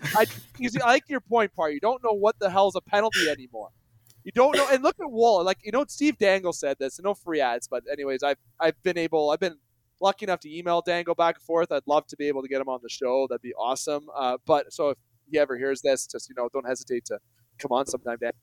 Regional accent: Canada; I'm a Canadian boy

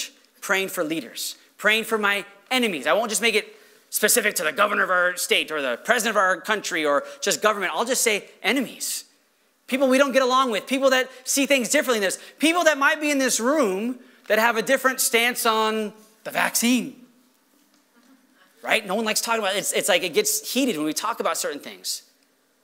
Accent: United States

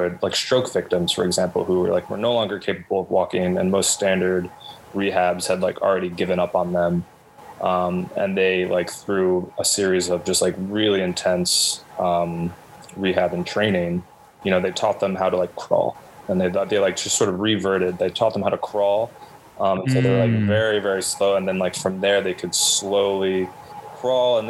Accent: Garden City, New York, United States; now in Brooklyn, United States; a listless teenager growing up in Garden City

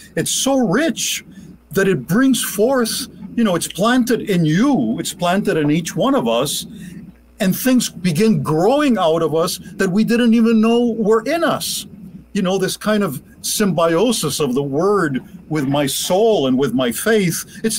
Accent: Cuba; moved away; especially when I came to this country from Cuba, I lived with them.

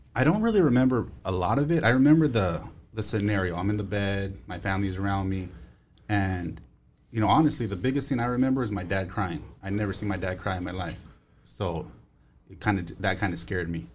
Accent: Los Angeles, California, United States; I grew up in Northeast. Uh, I grew up in Highland Park in Eagle

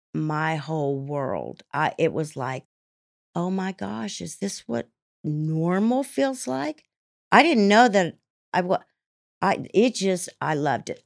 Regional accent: Salina, Kansas, United States; also born or lived in Italy; I grew up in Salina, Kansas

